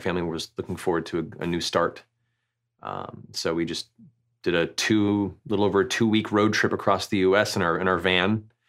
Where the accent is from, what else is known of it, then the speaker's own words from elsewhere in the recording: Central Florida, United States; Originally, I grew up in Florida, like Central Florida